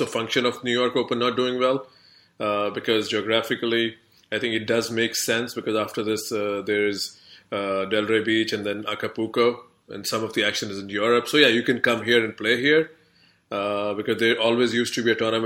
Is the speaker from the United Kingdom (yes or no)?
no; India; moved away; as an Indian, of course, I haven't lived in India for like, you know, 2 decades now